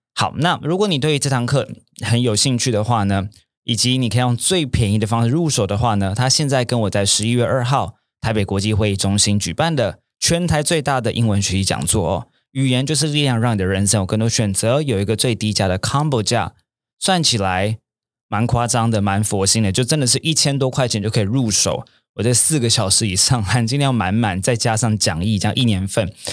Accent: Taiwan; also born or lived in New York; originally from Taiwan，我原本从台湾来的

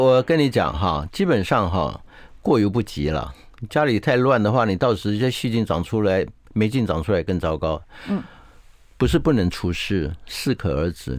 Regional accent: Taiwan; 我们台湾话

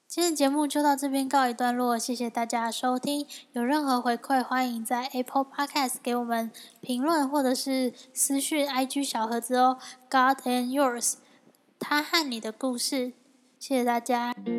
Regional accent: Taiwan; 我是，就是一般的台湾家庭，就是家里是拜拜的

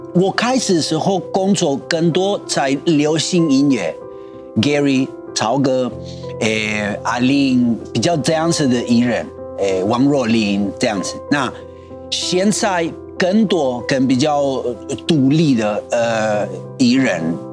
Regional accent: Argentina; Chinese is a second language; moved away as an adult; now in Taiwan; 到我出生的地方

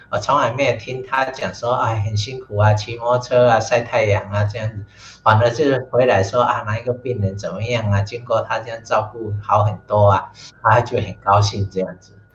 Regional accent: Tainan, Taiwan; 我住的老家呢，是台南市的市定古迹，叫做广生楼

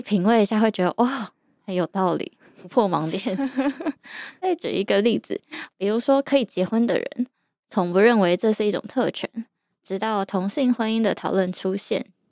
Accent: Yilan, Yilan County, Taiwan; moved away as an adult; also born or lived in Taipei; 我从小在宜兰长大， 大学之后才开始在台北住

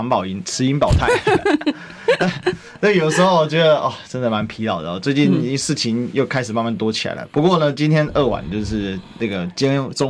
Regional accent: Kaohsiung, Taiwan; 所以我现在不是高雄市民，对，但是我现在我还我始终我就是高雄人嘛

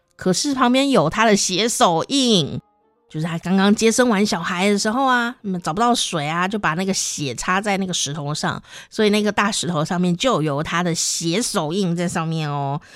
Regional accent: Taichung, Taiwan; 台湾的中部，台中，我的家乡那边

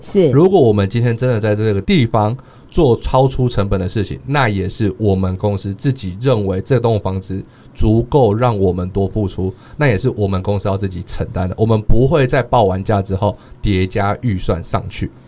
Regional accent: suburbs of Taichung, Taiwan; moved away as an adult; now in Chiayi, Taiwan; 我来自于台中的郊区，我并不在市区长大

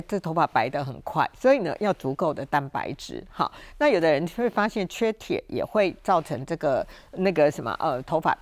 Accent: Taiwan; 我常讲哈，我们台湾人很喜欢叫人摊休假

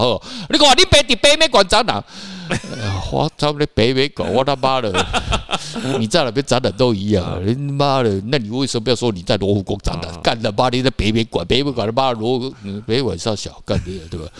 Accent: Taiwan; 跟一个台湾人住在一起

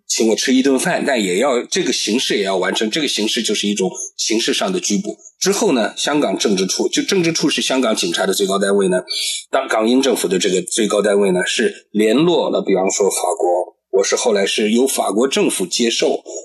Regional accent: China; now in Taiwan; 我出生在中华人民共和国，但我的父母，我的祖，这个也，这个祖辈，他们曾经就都是东土尔基斯坦共和国的国民

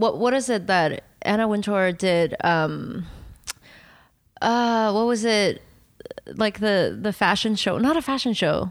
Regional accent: Taiwan; English is a second language; moved away; one of my earliest memory was me jumping up and down on my, uh, coffee table in Taiwan

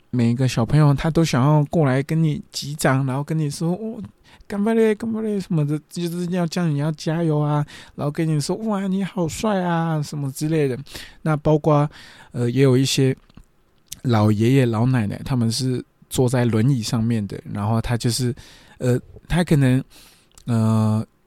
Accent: Taiwan; 我就是一个台湾人啊，我不是日本人

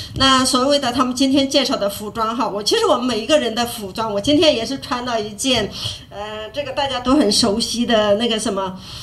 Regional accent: China; moved away as an adult; now in Taiwan; 我是来自于中国大陆，那我来台湾已经有十八年的时间

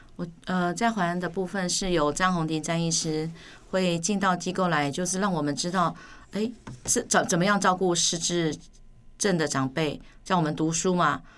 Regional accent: Taipei, Taiwan; moved away as an adult; also born or lived in Yonghe; now in Ren'ai Township, Taiwan; 是台北人

